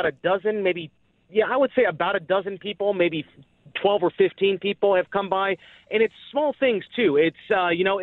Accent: Cincinnati, Ohio, United States; moved away as an adult; now in Dallas, United States; I work in Dallas, but I grew up in Cincinnati, and so I was actually home for Christmas still

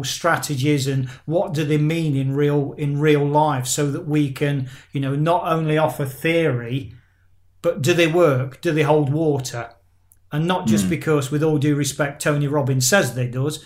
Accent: England, United Kingdom; now in Spain; I am UK born and bred in England

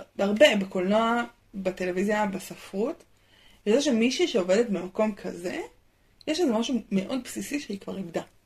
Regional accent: Israel

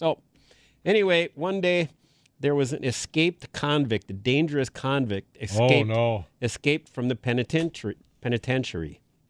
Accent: Green Bay, Wisconsin, United States; So years ago, I grew up in Green Bay.

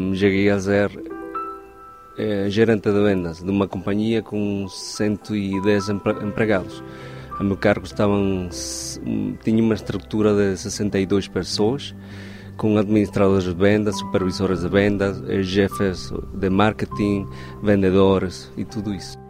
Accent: Venezuela; moved away; sou venezuelano

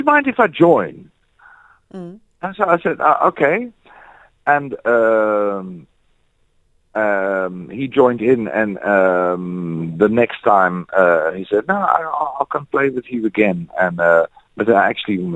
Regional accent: Netherlands; now in South Africa; I'm from the Netherlands, where we have snow

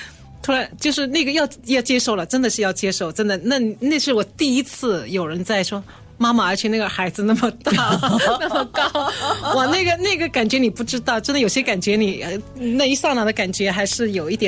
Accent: China; moved away as an adult; also born or lived in Shanghai; now in Singapore; 他们并不知道我从中国来

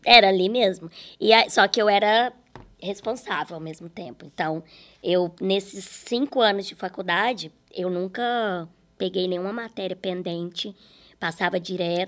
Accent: Araxá, Minas Gerais, Brazil; moved away; quando eu vou para Araxá, Minas Gerais, é onde eu consigo viver mais, assim. Porque ali as pessoas me conhecem, mas é de onde eu nasci

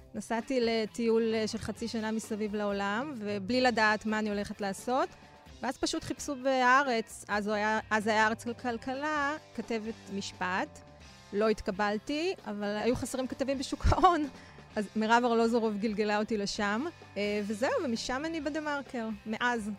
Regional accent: Bnei Brak, Tel Aviv District, Israel; גדלתי בבני ברק

